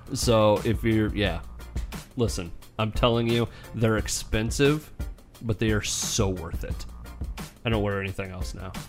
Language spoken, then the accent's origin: English; Polk City, Iowa, United States; my hometown Polk City